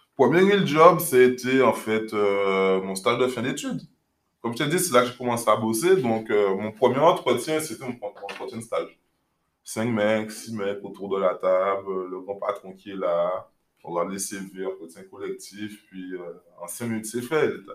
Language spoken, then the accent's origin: French; Guadeloupe; moved away as an adult; also born or lived in Paris; J'ai grandi en Guadeloupe